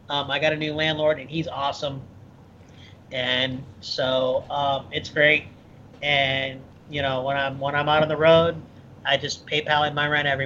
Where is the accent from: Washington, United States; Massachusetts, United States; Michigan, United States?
Michigan, United States; also born or lived in Ohio; No, I'm originally from Midwest, Michigan and Ohio.